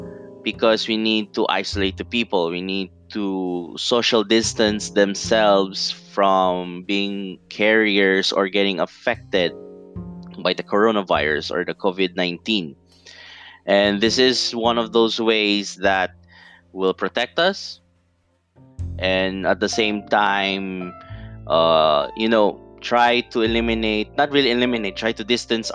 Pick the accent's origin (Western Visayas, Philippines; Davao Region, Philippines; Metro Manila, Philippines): Davao Region, Philippines; Davao City; I'm from Davao City, southeast Mindanao, or southeast part of the Philippines